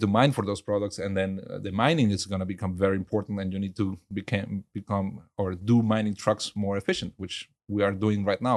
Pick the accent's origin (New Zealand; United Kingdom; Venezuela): Venezuela; also born or lived in Germany; now in Houston, United States; I grew up in Venezuela